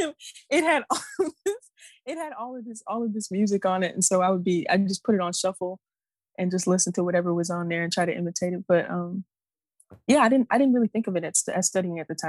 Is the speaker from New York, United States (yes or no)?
yes; New York City, New York, United States; Grew up in New York, Bronx. Born and raised